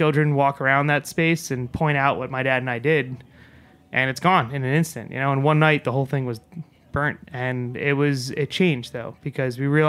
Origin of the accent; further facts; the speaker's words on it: New York, United States; we're both from New York here